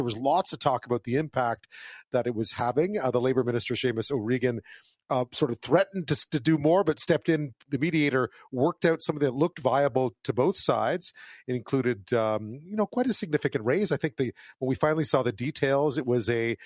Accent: Montreal, Quebec, Canada; now in Victoria, Canada; I grew up in Montreal, so we had the legacy of the Olympics

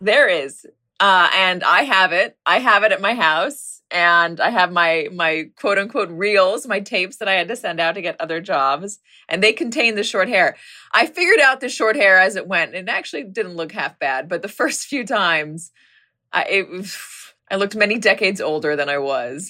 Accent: Los Angeles, California, United States; moved away; my hometown, the Palisades, which, which is a, it's a nice place. It's gotten extremely wealthy since I left

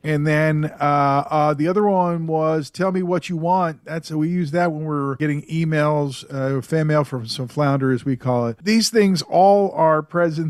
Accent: Philadelphia, Pennsylvania, United States; I grew up in Philly.

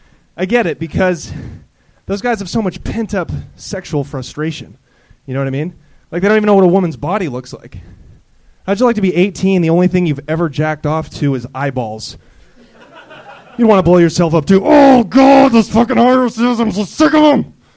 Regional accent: Portland, United States

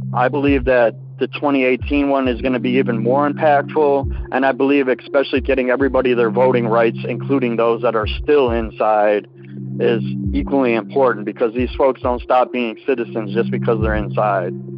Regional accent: Milwaukee, Wisconsin, United States; I'm from Milwaukee, Wisconsin.

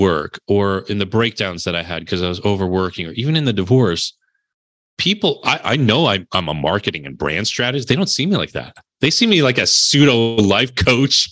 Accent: New Jersey, United States; also born or lived in Connecticut; I'm from Jersey, so I talk a little salt here

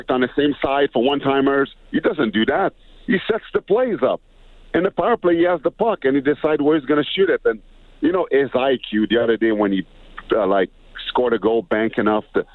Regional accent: Montreal, Quebec, Canada; moved away; also born or lived in Edmonton; I was born in Montreal, after a while, I spent my summer in Edmonton

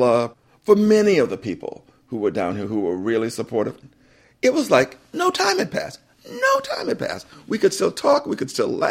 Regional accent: Wakulla County, Florida, United States; moved away as an adult; when I was growing up in Wakulla County

